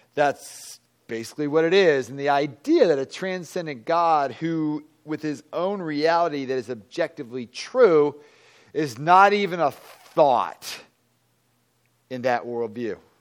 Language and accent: English; Virginia, United States; moved away; I'm from Virginia